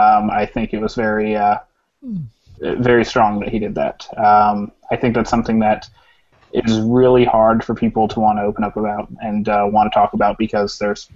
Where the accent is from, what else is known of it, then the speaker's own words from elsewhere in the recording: United States; I guess from my view as an American